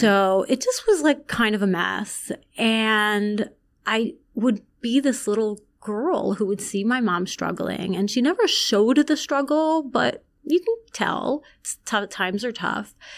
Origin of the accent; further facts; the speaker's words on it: Long Island, New York, United States; also born or lived in Iran; I grew up in Long Island